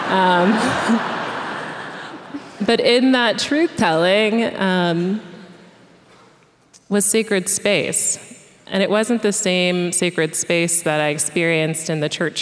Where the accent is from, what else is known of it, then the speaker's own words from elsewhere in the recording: Quincy, Illinois, United States; moved away; also born or lived in Nashville, Tennessee; the place that is my hometown, Quincy, Illinois